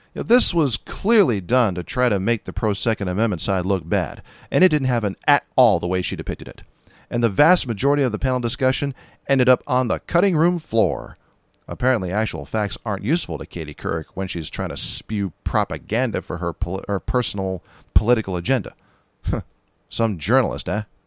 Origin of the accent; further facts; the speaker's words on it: California, United States; accent: California; moved away; I'm from California